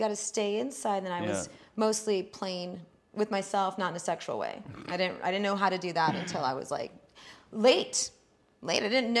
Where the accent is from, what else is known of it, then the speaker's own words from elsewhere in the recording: San Antonio, Texas, United States; now in Austin, United States; My home is South Austin, but I grew up mostly in San Antonio, which really developed most of my fighting skills. It's very angry, angry town.